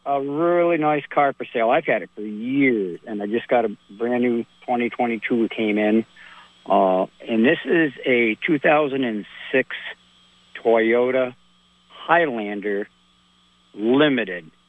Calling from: Salisbury, Vermont, United States; over on Lake Dunmore in Salisbury, Vermont. How's it going, Wild Bill?

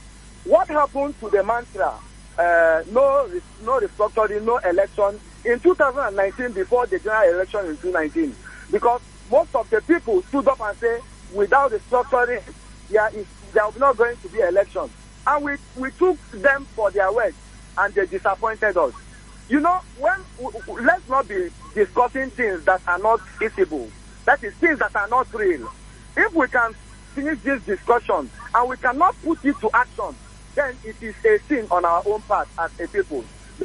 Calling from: Enugu, Enugu State, Nigeria; I'm calling you from Enugu.

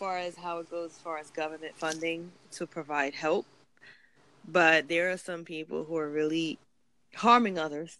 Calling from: New York City, New York, United States; …. …'s calling from Australia, and I'm calling from Brooklyn, New York.

